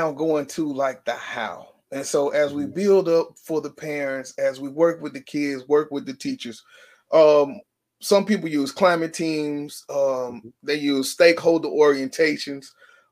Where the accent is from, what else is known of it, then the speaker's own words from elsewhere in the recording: Shreveport, Louisiana, United States; Shreveport, Louisiana. I said, wait a minute, man, that's my hometown.